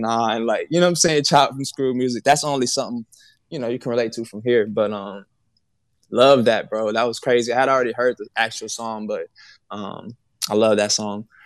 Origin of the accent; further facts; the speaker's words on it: Houston, Texas, United States; I'm from Houston